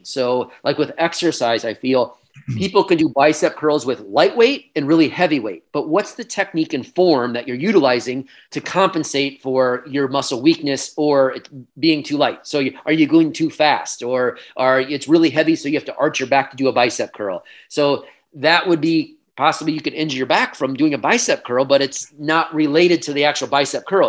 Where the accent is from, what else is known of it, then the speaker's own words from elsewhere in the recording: Iowa, United States; also born or lived in Boulder, Colorado; the college was back in my hometown in Iowa